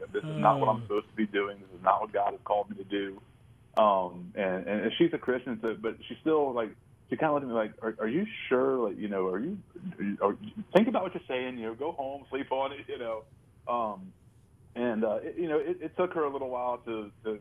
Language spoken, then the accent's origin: English; Fredericksburg, United States; we grew up in Fredericksburg